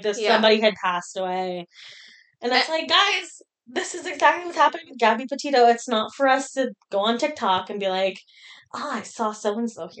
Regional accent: Philippines; now in Canada; I didn't grow up here, and I've just said Zed. Like, when I was growing up in the Philippines, I used to say Z.

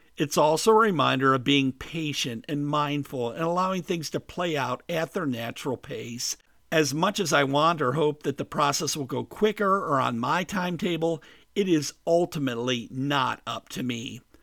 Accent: Midwest, United States; moved away as an adult; also born or lived in Caribbean / South Florida; I grew up in the Midwest

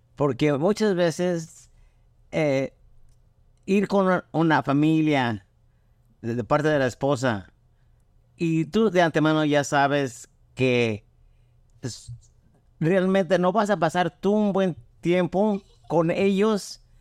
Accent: Cuernavaca, Morelos, Mexico; moved away as an adult; now in United States; de chiquito, a los dos años, mi, mi, papá nos llevó a la ciudad que es Cuernavaca, Morelos. Ahí crecí hasta los 23 años

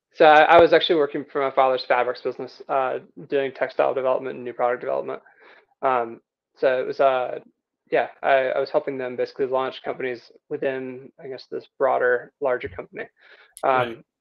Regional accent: Rome, Georgia, United States; moved away as an adult; also born or lived in Vail, Colorado; now in Telluride, United States; I grew up in Rome, Georgia

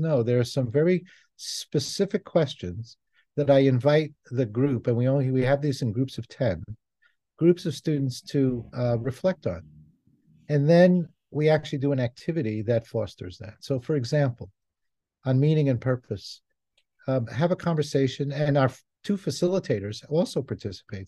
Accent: New York City, New York, United States; moved away; also born or lived in Israel; I was born in Israel, I grew up in New York City

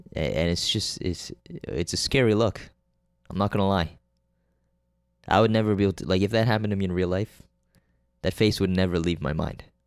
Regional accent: Canada; also born or lived in Korea; I'm fucking Korean. And Canadian.

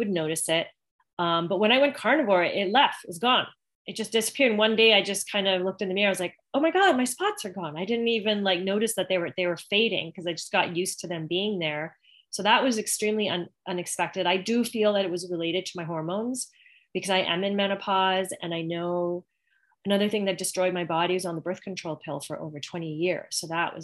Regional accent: Canada; now in Greenwood Lake, United States; I'm originally from Canada

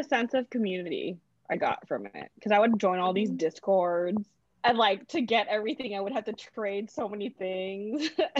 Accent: Philippines; I've always wanted to, but, you know, I'm Filipino.

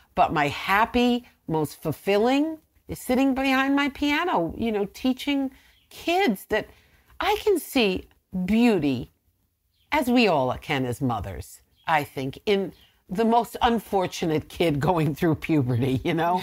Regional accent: Blauvelt, New York, United States; now in Nyack, United States; when I was a little girl growing up in Blofeld

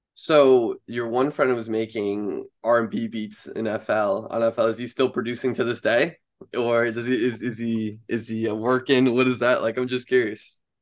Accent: Long Island, New York, United States; I'm from Long Island in New York here

